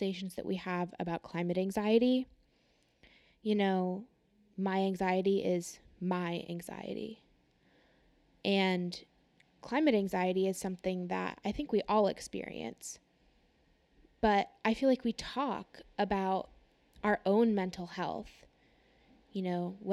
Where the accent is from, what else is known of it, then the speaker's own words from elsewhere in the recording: California, United States; I am from California